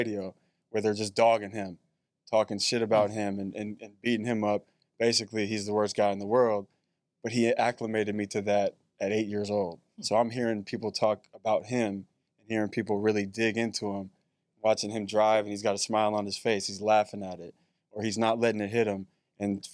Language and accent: English; Chicago, Illinois, United States; born or raised there; moved away; also born or lived in Bay Area, California